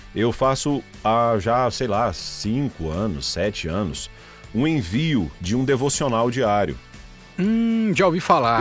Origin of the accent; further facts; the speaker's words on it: Caçu, Goiás, Brazil; now in Rio Verde, Brazil; a minha cidade natal, Caçu